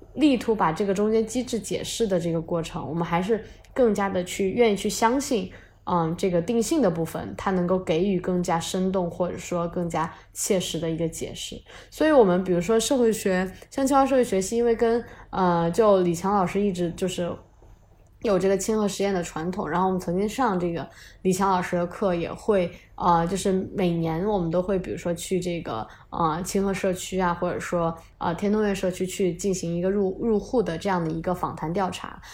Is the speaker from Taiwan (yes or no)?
no; China; 我们中国人